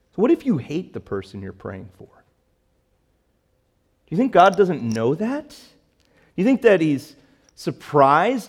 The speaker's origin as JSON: {"language": "English", "town": "Chicago", "region": "Illinois", "country": "United States", "tie": "born or raised there", "moved": "yes", "said": "I grew up in Chicago"}